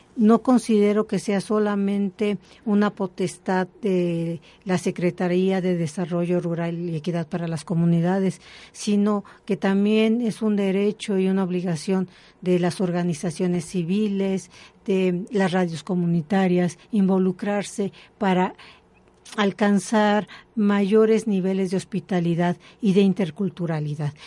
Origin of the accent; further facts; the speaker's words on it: Mexico City, Mexico; Yo soy de aquí, de la Ciudad de México, mm, mm. pero he estado en muchos lugares